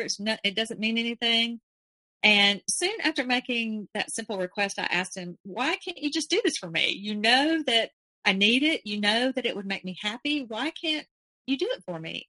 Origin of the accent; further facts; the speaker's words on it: Alabama, United States; I was from Alabama